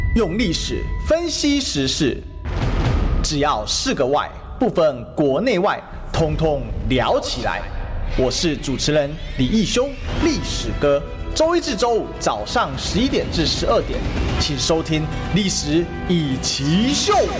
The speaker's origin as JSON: {"language": "Chinese", "region": "Kaohsiung", "country": "Taiwan", "said": "我本身是高雄人"}